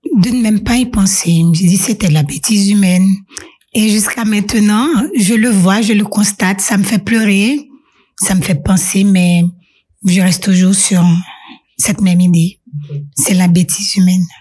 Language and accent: French; Haiti; moved away as an adult; also born or lived in Singapore; now in Switzerland; en tant que jeune en grandissant en Haïti